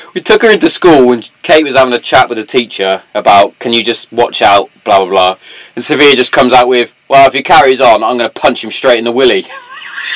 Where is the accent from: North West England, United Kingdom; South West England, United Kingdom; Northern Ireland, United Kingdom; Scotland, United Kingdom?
South West England, United Kingdom; Swindon; born in Cardiff. Wasn't until I got my passport and I went, ah, that definitely says Swindon